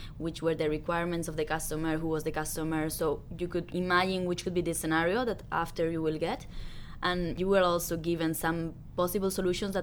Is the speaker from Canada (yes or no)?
no; Spain; I'm from Spain